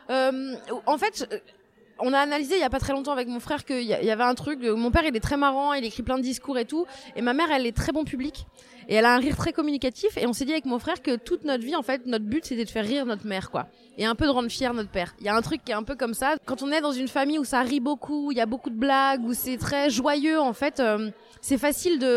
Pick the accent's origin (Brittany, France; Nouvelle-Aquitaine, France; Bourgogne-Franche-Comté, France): Brittany, France; Saint-Brieuc; moved away as an adult; also born or lived in Tréguier; née en Bretagne, je suis née à Saint-Brieuc, dans les Côtes d'Armor. et ce qui est rigolo, c'est que maintenant j'y revis depuis un, presque un an, un peu moins d'un an.